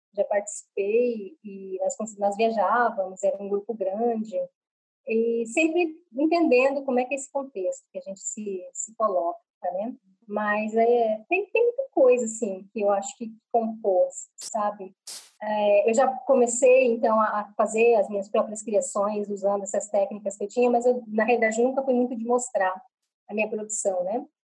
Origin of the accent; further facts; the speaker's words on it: Cuiabá, Mato Grosso, Brazil; accent: Cuiabano; Falo com vocês aqui de Cuiabá, Mato Grosso, é a cidade onde eu moro né, e onde eu nasci